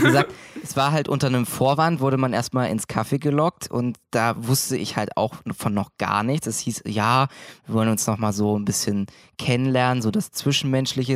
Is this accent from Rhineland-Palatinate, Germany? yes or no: no; Thuringia, Germany; moved away as an adult; now in Mittweida, Germany; komme ursprünglich aus einer Kleinstadt in Thüringen